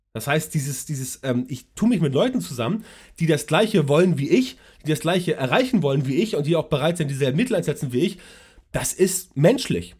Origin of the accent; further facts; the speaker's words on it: Hamburg, Germany; Ich komme aus Hamburg